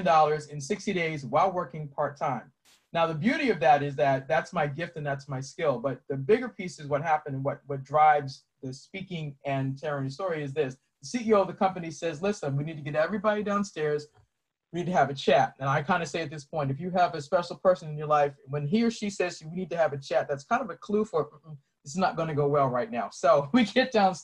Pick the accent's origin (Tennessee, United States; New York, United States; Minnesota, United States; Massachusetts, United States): Massachusetts, United States; Boston; moved away as an adult; now in Maryland, United States; I'm originally from Boston. I live in Maryland now.